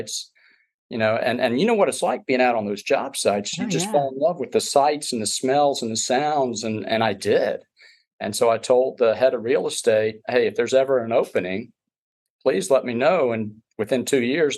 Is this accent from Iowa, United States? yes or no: no; Doraville, Georgia, United States; also born or lived in Atlanta, Georgia; I grew up in Doraville